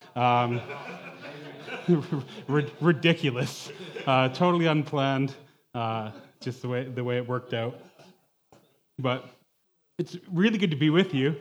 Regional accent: Toronto, Ontario, Canada; moved away as an adult; also born or lived in Western Canada; I'm from the Toronto area.

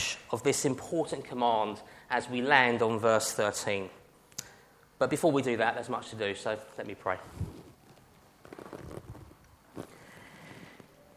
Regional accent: United Kingdom; we are British

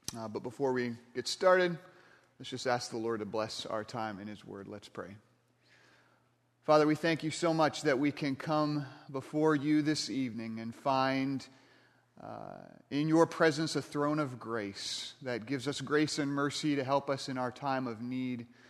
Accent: Michigan, United States; I grew up in Michigan, not too far from Lake Michigan

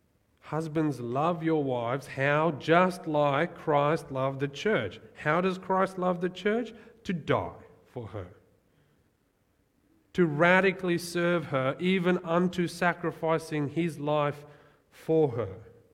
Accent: South Africa; born there; like I was born in South Africa, that's part of who I am, but I don't really identify as a South African or Australian

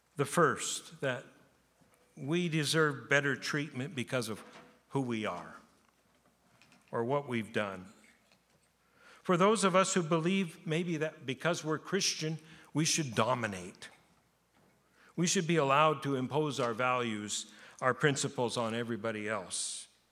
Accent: Japan; moved away as an adult; I was born in Japan. I lived in Japan, but through being 18

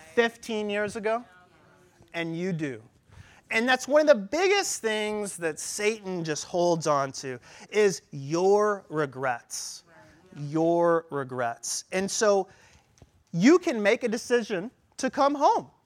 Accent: St. Louis, Missouri, United States; I was born in St. Louis, Missouri

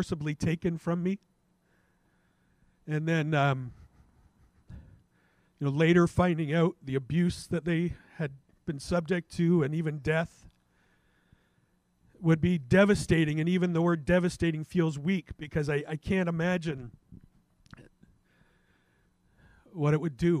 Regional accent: Canada; as a Canadian

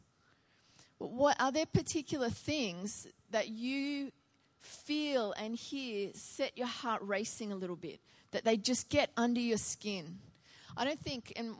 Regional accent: Biloela, Queensland, Australia; my hometown of Biloela

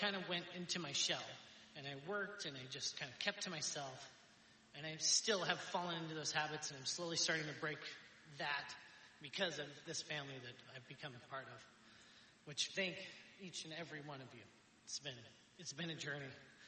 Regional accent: Astoria, United States; when I was born and raised in Astoria, I had a pretty good family, pretty well off

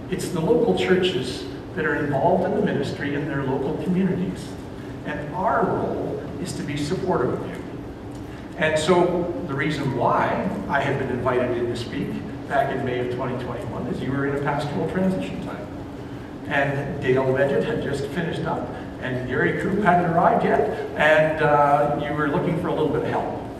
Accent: Ontario, Canada; moved away as an adult; But I came out here from Ontario as a student to attend what was called the Baptist Leadership Training School

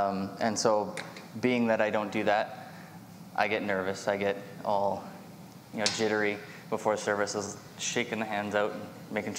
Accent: Vancouver, British Columbia, Canada; moved away; But I was originally from Vancouver in 1998. My family moved out here, and so I begrudgingly came with them.

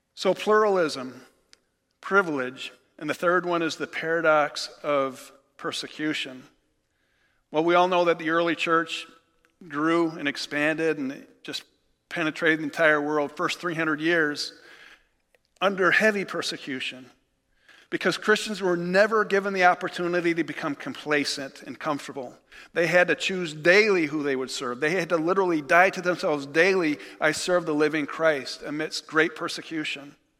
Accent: United States; as American believers

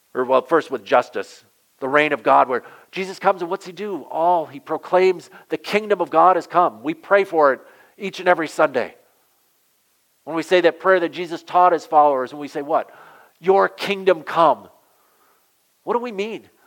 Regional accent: southwestern Michigan, United States; also born or lived in Massachusetts; I grew up in southwestern Michigan

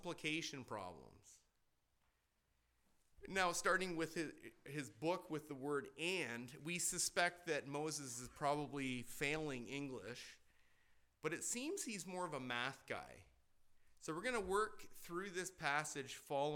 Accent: Canada; moved away; growing up in Canada

